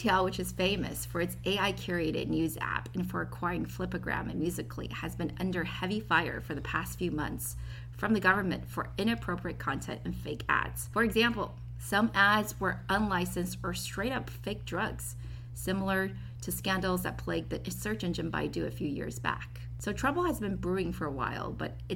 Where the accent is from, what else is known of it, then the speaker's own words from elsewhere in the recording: China; now in San Francisco, United States; I was born in China and worked there from 2007 to 2015